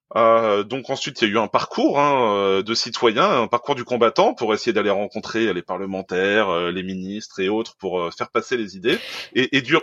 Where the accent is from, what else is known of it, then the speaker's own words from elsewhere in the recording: near Caen, Normandy, France; moi je suis normand, à côté de Caen